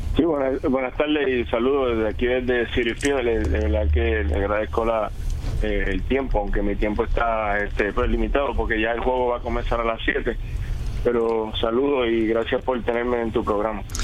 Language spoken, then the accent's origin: Spanish; Guayama, Puerto Rico; mi pueblo de Guayama